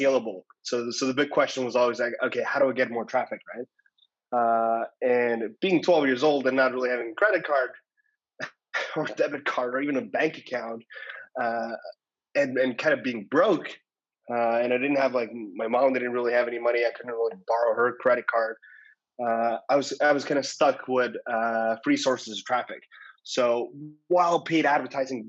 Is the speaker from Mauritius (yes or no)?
no; Estonia; moved away; I'm originally from Estonia